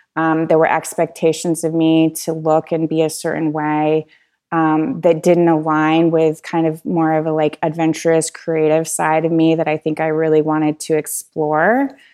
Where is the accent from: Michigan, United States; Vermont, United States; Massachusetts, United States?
Vermont, United States; central; also born or lived in Colorado; now in Asheville, United States; I was born in the Green Mountains of Vermont